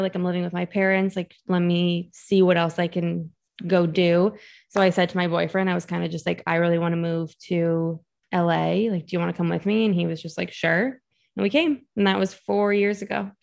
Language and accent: English; Massachusetts, United States; moved away as an adult; also born or lived in New York City; So I'm from Massachusetts and I went to college in New York City.